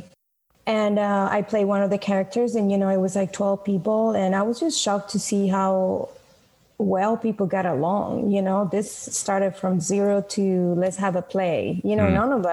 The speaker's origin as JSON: {"language": "English", "country": "Venezuela", "tie": "born or raised there", "moved": "as an adult", "lives_now": "United States", "said": "I was born in Venezuela"}